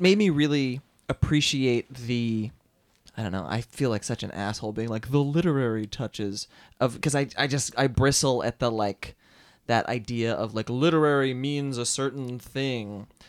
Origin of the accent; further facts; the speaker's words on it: Philadelphia, Pennsylvania, United States; moved away as an adult; also born or lived in Boston; now in New York, United States; I grew up in Philadelphia.